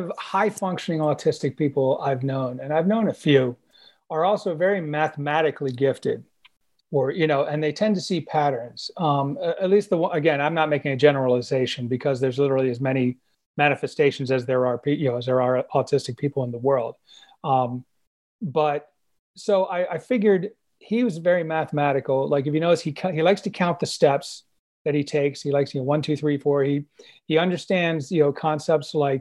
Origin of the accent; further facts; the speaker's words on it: Illinois, United States; moved away; I was from Illinois, and I used to work in high school at Little City for the Mentally Handicapped in Palatine